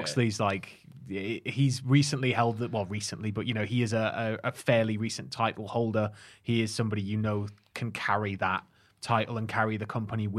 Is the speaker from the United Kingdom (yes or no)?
yes; Northumberland, North East England, United Kingdom; Growing up in Northumberland's boring, isn't it?